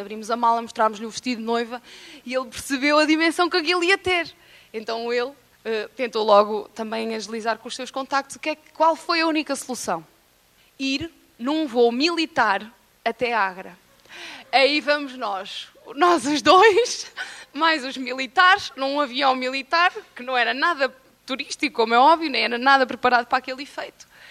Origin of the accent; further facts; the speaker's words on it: Moimenta da Beira, Viseu, Portugal; also born or lived in Coimbra; nós somos de Moimenta da Beira, e para quem não sabe, Moimenta da Beira é mesmo no coração de Portugal